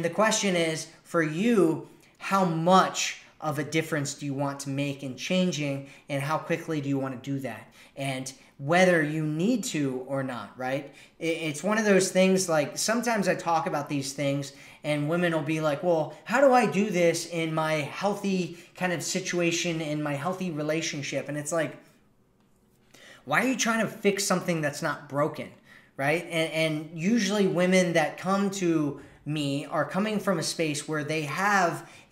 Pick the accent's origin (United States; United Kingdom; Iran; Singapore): United States; accent: American; my American accent